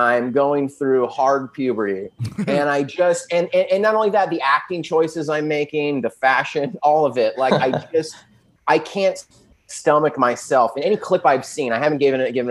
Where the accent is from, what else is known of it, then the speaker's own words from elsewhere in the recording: San Diego, California, United States; also born or lived in Los Angeles; I'm from San Diego